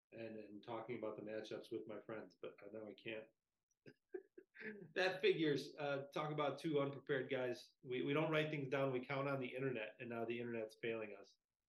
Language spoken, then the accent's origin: English; New Lenox, Illinois, United States; Lincoln Way West, obviously my hometown